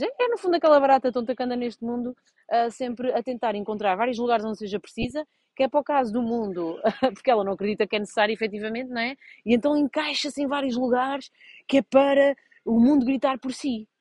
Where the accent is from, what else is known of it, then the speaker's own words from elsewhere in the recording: Vouzela, Centro, Portugal; eu sou de uma vila de Viseu chamada Vozela, e pronto, em Vozela só havia handball